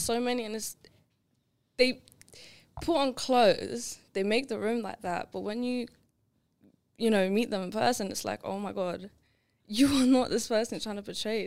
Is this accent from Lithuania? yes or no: yes; Lithuania; English is a second language; now in England; growing up in Lithuania